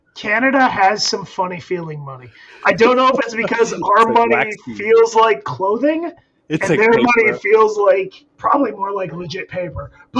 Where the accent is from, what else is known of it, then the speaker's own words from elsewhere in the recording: Florida, United States; also born or lived in Syracuse, New York / Aroostook County, Maine; moved down to Florida. And I grew up in Florida